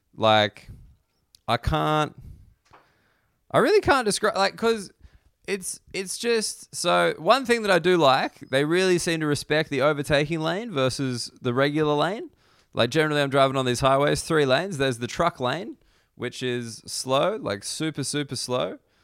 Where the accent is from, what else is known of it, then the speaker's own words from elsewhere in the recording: Australia; I don't consider myself a particularly patriotic Australian.